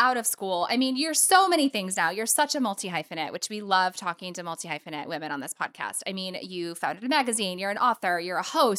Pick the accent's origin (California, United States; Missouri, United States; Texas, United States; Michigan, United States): Missouri, United States; St. Louis; now in New York City, United States; Tina and I have both been here for a while, but I grew up in St. Louis.